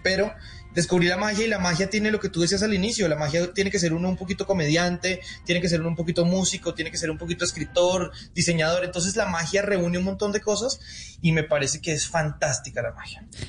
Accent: Colombia; also born or lived in Las Vegas, United States / Argentina; Aquí en Colombia existe. Yo estudié en esa escuela

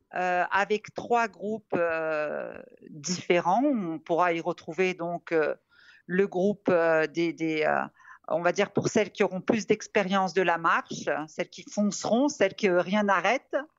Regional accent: Casablanca, Casablanca-Settat, Morocco; now in France; je suis née à Casablanca, d'où mon surnom, et je navigue entre deux cultures, l'occidentale et l'orientale

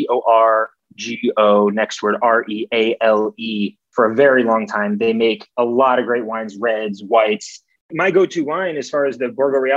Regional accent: New York, United States; at least in New York, I'm, I'm from New York

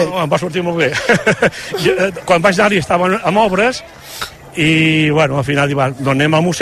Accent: Girona, Catalonia, Spain; Sí, som d'aquí de Girona de tota la vida, però bueno, tinc també estima molt al matí, no?

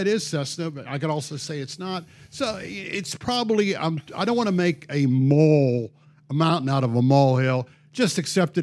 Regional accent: Pennsylvania, United States; now in Texas, United States; Mike Elko and I share the fact is we're both from Pennsylvania.

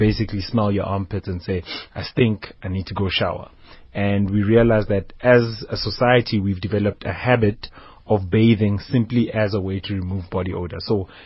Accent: Limpopo, South Africa; growing up in Limpopo

